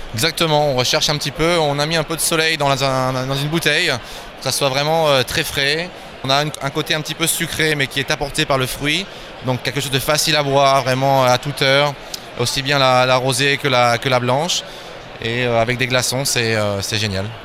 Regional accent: Normandy, France; moved away as an adult; now in Barcelona, Spain; Je viens de France, je suis normand, mais je suis installé à Barcelone depuis 18 euh, ans

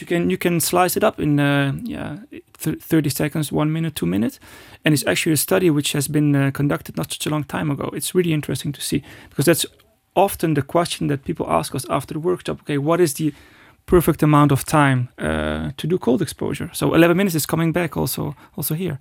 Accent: Netherlands; I was born in the Netherlands

